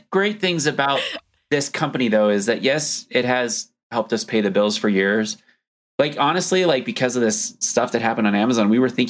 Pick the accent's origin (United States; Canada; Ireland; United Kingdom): United States; we meaning like Americans